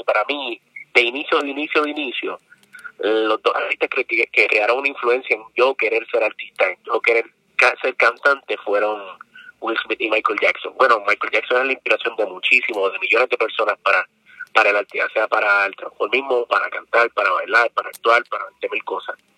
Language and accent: Spanish; San Juan, Puerto Rico; yo soy de Lloren Torres, residencial público